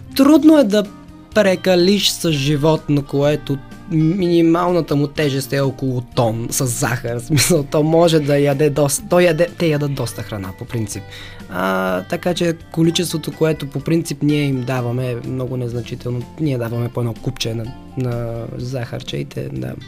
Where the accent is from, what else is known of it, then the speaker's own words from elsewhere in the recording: Haskovo, Haskovo Province, Bulgaria; до града ми, аз съм от Хасково